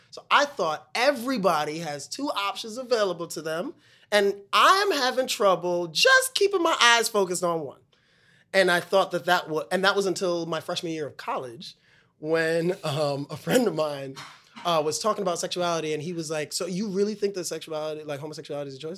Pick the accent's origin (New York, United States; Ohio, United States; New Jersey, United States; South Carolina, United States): New York, United States; New York City; In Brooklyn. I'm from Brooklyn